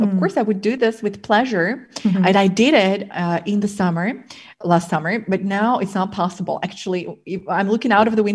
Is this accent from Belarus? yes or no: yes; Belarus; born or raised there; English is a second language